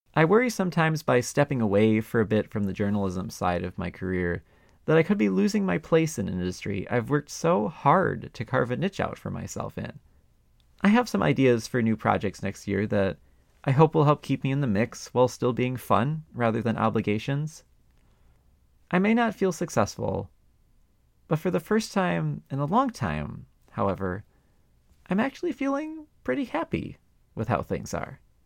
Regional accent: Milwaukee, Wisconsin, United States; Milwaukee, my hometown that I had moved back

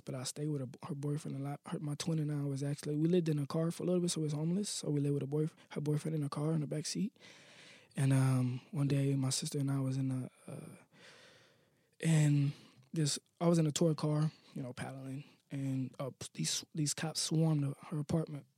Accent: Akron, Ohio, United States; I was born in Akron

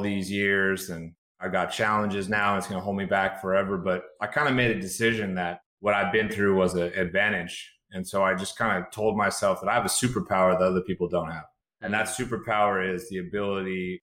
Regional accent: Chico, California, United States; I spent time in my hometown hospital, Chico, California.

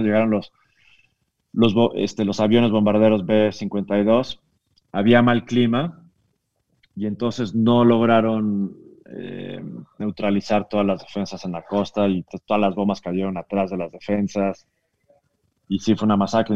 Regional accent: Mexico; De México

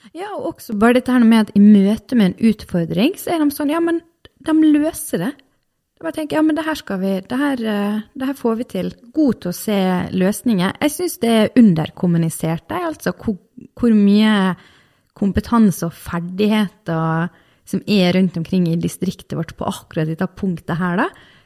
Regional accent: Vestlandet, Western Norway, Norway; jeg og du, vi er, nå, vi er, fra Vestlandet

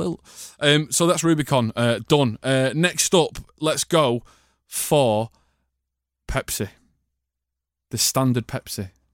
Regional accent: Manchester, North West England, United Kingdom; we're both from Manchester

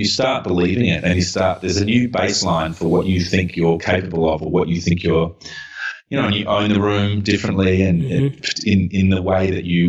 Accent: Adelaide, South Australia, Australia; moved away as an adult; also born or lived in Brisbane; now in Melbourne, Australia; I'm from Adelaide

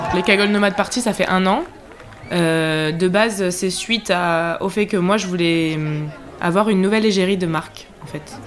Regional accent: Marseille, Provence-Alpes-Côte d'Azur, France; je suis une Marseillaise

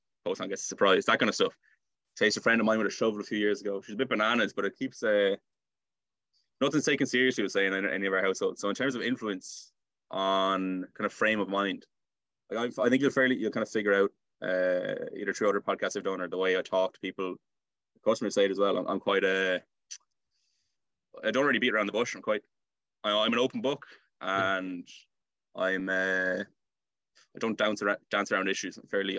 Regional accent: Salthill, Connacht, Ireland; So being beside the sea, being near town, our school was close to us. It's definitely a nice part of Galway. I think Galway's a nice part of Ireland as well.

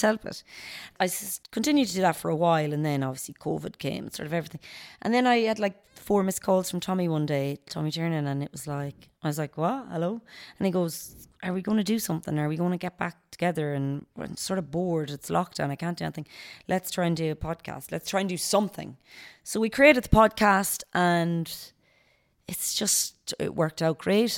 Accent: Knockmore, Connacht, Ireland; I'm born and raised in Gaelic football at home in Knockmore. I was always part of the club.

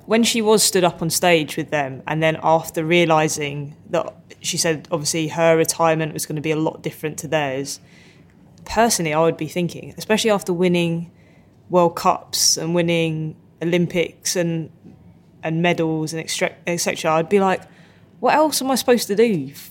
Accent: United Kingdom; accent: British; I kind of like my accent. British accent's all right

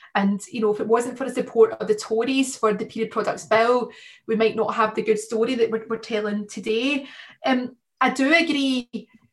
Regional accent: Blantyre, Scotland, United Kingdom; I grew up in a, a, working class area, a small town, a former mining town called Blantyre in, in, in Lanarkshire

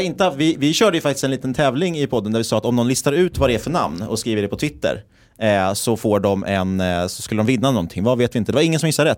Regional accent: Stockholm, Stockholm County, Sweden; moved away as an adult; now in Linköping, Sweden; vi är ju bägge stockholmare, men vi har ju bägge pluggat här i Linköping

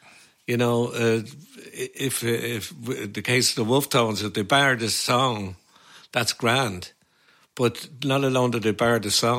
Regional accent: Dublin, Leinster, Ireland; Yeah, we lived in a one-roomed flat in the Circular Road. There was four children, of course, and my ma and dad

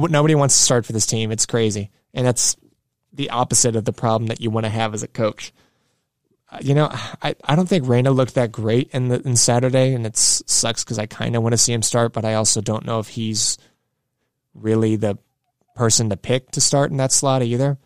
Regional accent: Midwest, United States; we're from the Midwest

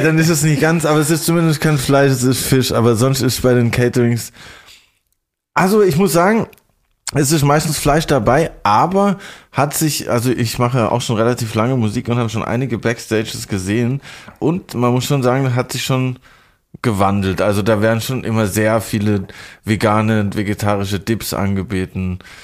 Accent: Lörrach, Baden-Württemberg, Germany; moved away as an adult; also born or lived in Stuttgart / Rheinfelden; now in Berlin, Germany; aus meiner alten Heimat Lörrach bei Basel, wo ich bis ich 18 war gewohnt habe

